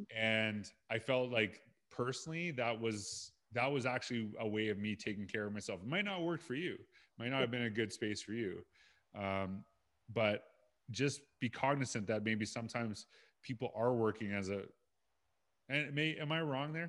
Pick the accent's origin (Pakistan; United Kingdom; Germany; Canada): Canada; Saskatchewan; And I'm from Saskatchewan.